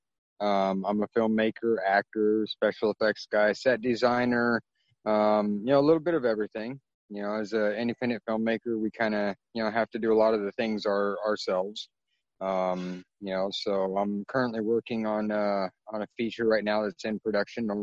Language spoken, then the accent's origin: English; California, United States; in 1977, when I was born, you know, I'm half Filipino